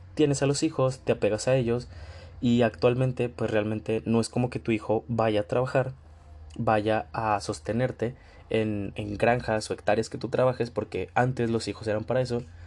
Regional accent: Mexico; yo soy de México

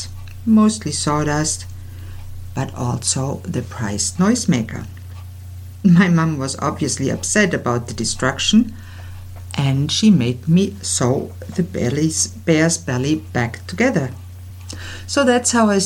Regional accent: Ulm, Baden-Württemberg, Germany; accent: German; English is a second language; I was born and raised in Ulm in the southwestern part of Germany, and you might have already guessed it because I have a German accent.

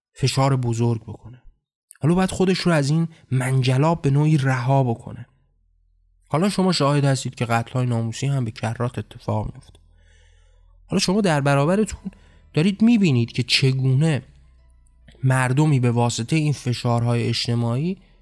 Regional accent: Iran; من هم در همون کشور به دنیا آمدم در همون کشور زندگی کردم با همون فرهنگ بزرگ شدم

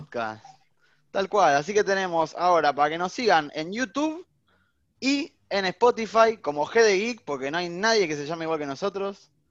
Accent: Argentina; somos argentinos y estamos orgullosos de serlo

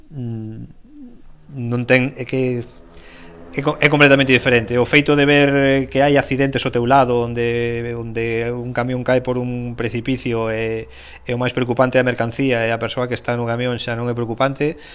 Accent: Galicia, Spain; nacín en Galicia

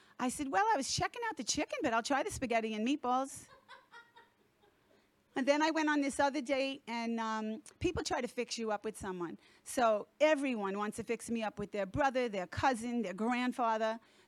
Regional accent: Florida, United States; from South Florida.

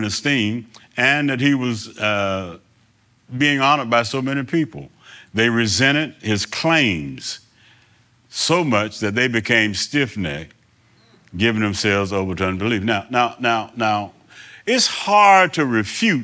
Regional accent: New Bern, North Carolina, United States; I was born here in New Bern, two blocks down the street here

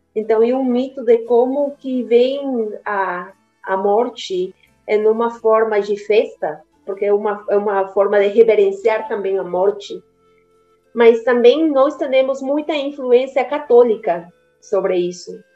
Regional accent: Cochabamba, Bolivia; Portuguese is a second language; moved away; eu sou boliviana, é exatamente de Cochabamba. É, minha, mamá, minha mãe é de Cochabamba e meu pai é argentino, mas eu vivi toda a minha vida lá na Bolívia.

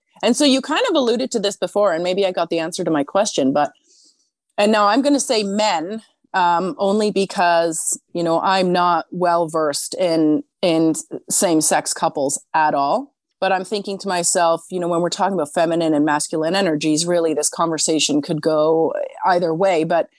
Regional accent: Switzerland; now in Canada; So in my country of origin in Switzerland, I'm like, I can feel it. I'm the Canadian. But here in Canada, I feel very Swiss a lot of the time.

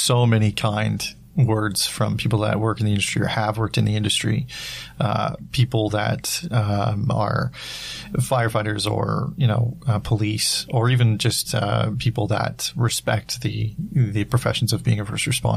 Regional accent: British Columbia, Canada; moved away; I went back to my hometown.

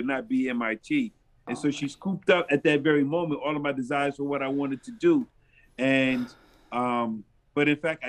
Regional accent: New York City, New York, United States; moved away as an adult; also born or lived in Brooklyn / Queens; now in Rochester, United States; I was born and raised in New York City

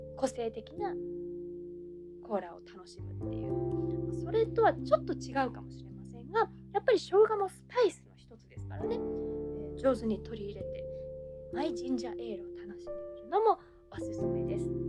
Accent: Kansai, Japan; 関西育ちの私

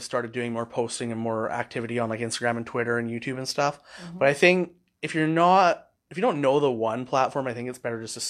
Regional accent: Hornby Island, British Columbia, Canada; I grew up on Hornby

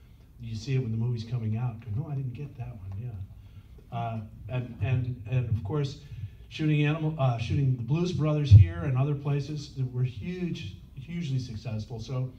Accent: New Jersey, United States; Disco-themed idea, you know, growing up in New Jersey and going to the disco.

